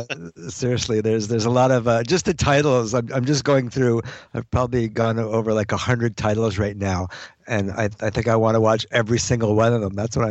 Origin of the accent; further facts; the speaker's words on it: New Brunswick, Canada; now in Montreal, Canada; I grew up in the country. I grew up in New Brunswick on a farm, so I love being in Montreal.